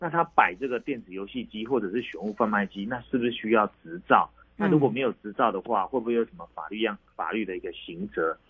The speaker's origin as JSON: {"language": "Chinese", "country": "Taiwan", "said": "其实我们台湾人大概都很聪明啊"}